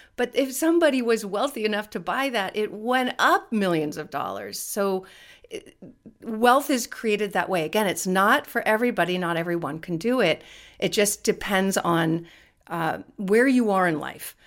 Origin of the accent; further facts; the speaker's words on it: California, United States; I'm born and raised in California